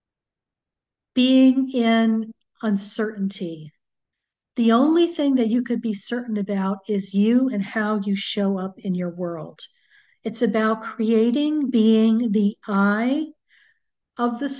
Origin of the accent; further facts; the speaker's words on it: New England, United States; now in Southern California, United States; I grew up in New England, so we had hurricanes quite a bit.